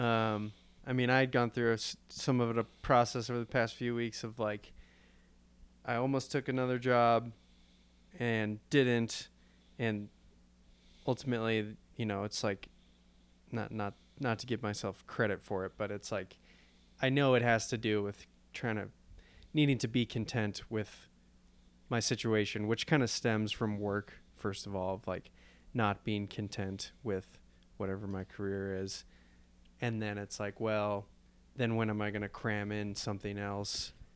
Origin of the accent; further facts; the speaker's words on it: Chicago, Illinois, United States; growing up in the Chicago area